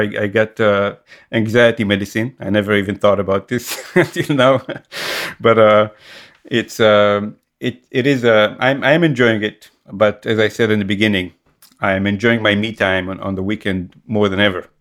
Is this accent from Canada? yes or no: no; Israel; moved away; growing up in Israel, you always feel, especially when you're I guess when your uh, origins are from an Arabic um, world, like the in my case Yemenite Jewish